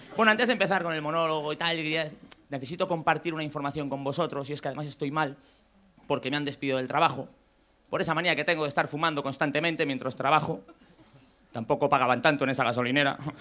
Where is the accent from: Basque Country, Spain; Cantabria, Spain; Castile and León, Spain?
Castile and León, Spain; Valladolid; yo que soy de Valladolid. En Valladolid hace mucho frío